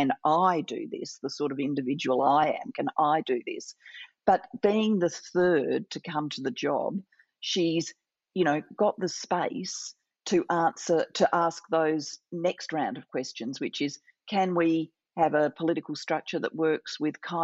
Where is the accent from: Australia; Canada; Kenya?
Australia; Adelaide, South Australia; I'm sitting in my hometown of Adelaide, Australia. This is where I grew up